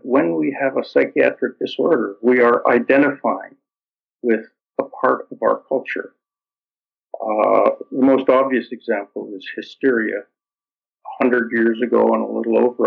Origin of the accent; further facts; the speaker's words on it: Toronto, Ontario, Canada; My parents were immigrants, and I grew up in Toronto, in Canada